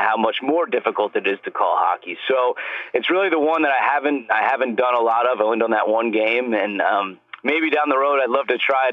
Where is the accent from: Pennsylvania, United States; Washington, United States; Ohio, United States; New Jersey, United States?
New Jersey, United States; the sport that I love growing up in New Jersey